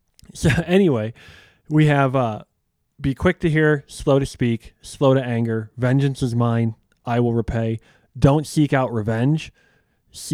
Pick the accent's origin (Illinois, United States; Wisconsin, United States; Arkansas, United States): Illinois, United States; Chicago; the amount of fights we got in sports and growing up in Chicago was just out of this world.